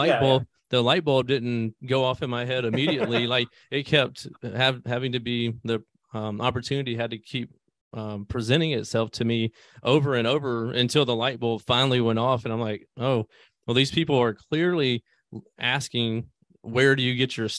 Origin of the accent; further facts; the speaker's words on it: Greenville, Mississippi, United States; I come from Greenville, Mississippi, a very small country town in Mississippi